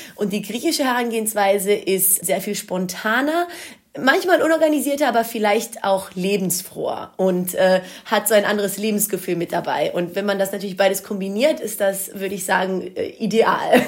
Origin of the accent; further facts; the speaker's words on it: Wuppertal, North Rhine-Westphalia, Germany; first language Greek; Ich bin in Deutschland geboren und aufgewachsen